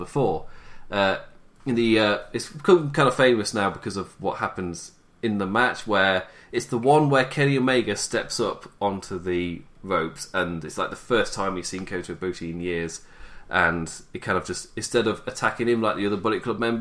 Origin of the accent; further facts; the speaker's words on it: England, United Kingdom; I'm English